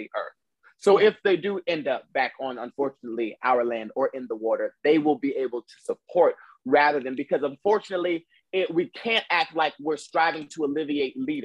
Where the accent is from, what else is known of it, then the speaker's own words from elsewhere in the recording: the South, United States; I'm from the South